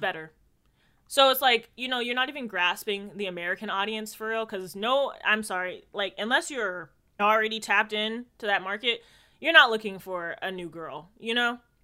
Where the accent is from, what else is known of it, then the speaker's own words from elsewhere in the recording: Jamaica; I'm Jamaican